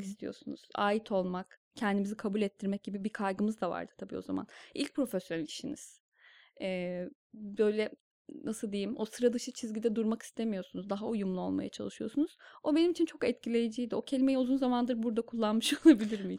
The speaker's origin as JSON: {"language": "Turkish", "town": "Kırşehir", "region": "Kırşehir Province", "country": "Turkey", "tie": "born or raised there", "also_born_or_lived": "Bursa", "moved": "as an adult", "lives_now": "Istanbul, Turkey", "said": "biz iki küçük kardeş Kırşehir'de doğduk büyüdük."}